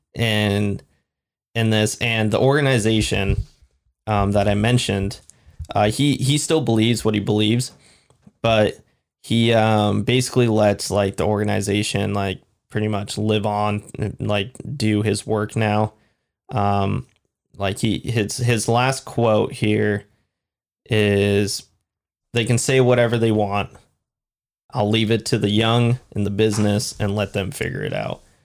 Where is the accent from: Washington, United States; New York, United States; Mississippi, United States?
Washington, United States; we're from Washington